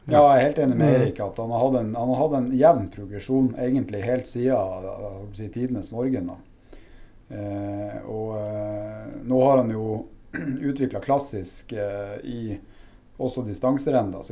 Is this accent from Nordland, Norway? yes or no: yes; Narvik, Nordland, Norway; Opprinnelig så er jeg en narvikværing, da. Eh, selv om det er kanskje mange som ikke klarer helt eh, å plassere meg der pga. litt utvanna dialekt.